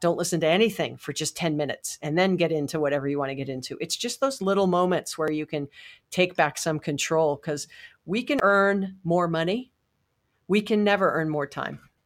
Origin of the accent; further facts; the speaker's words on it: Hawaii, United States; I was born and raised in Hawaii